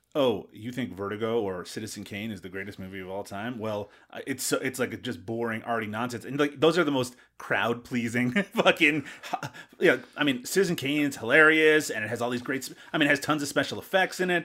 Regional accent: Newfoundland and Labrador, Canada; Where I grew up in Newfoundland

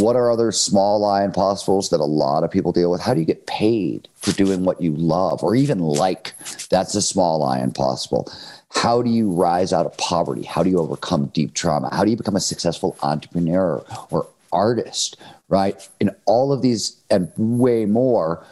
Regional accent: Cleveland, Ohio, United States; I grew up in Cleveland, Ohio in the 1970s

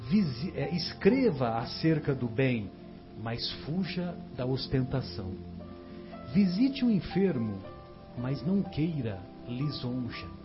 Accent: São José do Rio Pardo, São Paulo, Brazil; lá na minha cidade tinha, São José do Rio Pardo, né?

